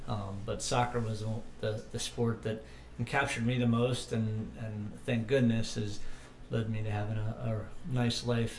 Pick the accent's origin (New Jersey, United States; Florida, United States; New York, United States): Florida, United States; Dunedin; moved away; also born or lived in Philadelphia; I was born and raised in Dunedin, Florida. which is just west of Tampa